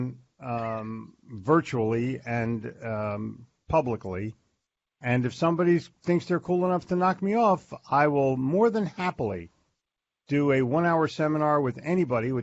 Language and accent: English; Philadelphia, Pennsylvania, United States; moved away; also born or lived in New Jersey / Florida; I grew up in Philadelphia